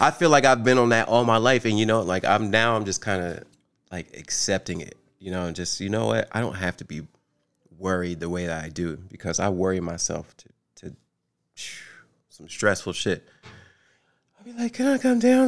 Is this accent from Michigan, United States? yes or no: no; New Jersey, United States; moved away as an adult; now in Atlanta, United States; I am from New Jersey, and I moved. I've been in Atlanta since 2016